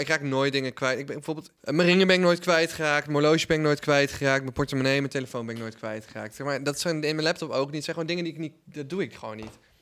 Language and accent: Dutch; Netherlands; also born or lived in United States; als Nederlander